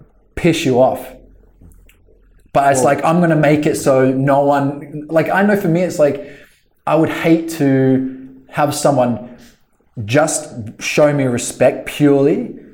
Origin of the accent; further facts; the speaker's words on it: Australia; Well, again, we're Australian, so I mean